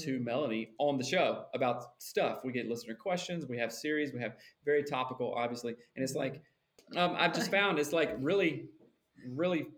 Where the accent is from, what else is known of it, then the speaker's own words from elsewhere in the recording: the South, United States; now in Seattle, United States; I'm from the South